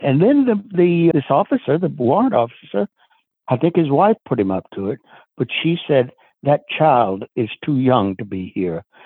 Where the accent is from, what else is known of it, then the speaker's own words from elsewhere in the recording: the South, United States; I was exposed to it at a very, very early age in the segregated South in the United States.